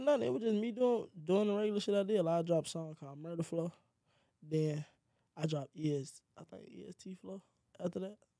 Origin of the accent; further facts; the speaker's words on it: Mobile, Alabama, United States; Mobile made me who I am. I gotta stay connected to Mobile